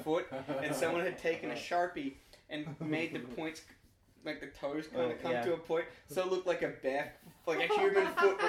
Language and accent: English; Australia; now in Canada; I'm an Australian living in Canada